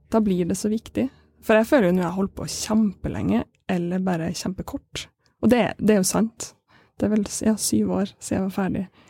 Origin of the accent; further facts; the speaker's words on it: Kabelvåg, Nordland, Norway; Jeg er fra Kabelåg, det er kunst- og filmskole